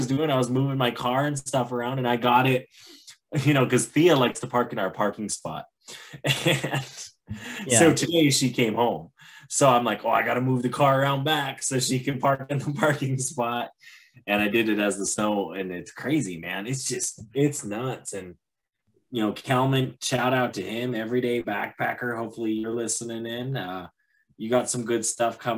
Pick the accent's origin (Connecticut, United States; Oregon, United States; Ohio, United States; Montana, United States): Montana, United States; I'm from Montana.